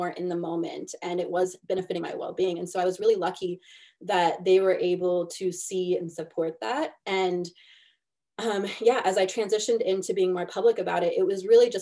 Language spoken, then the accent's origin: English; Missouri, United States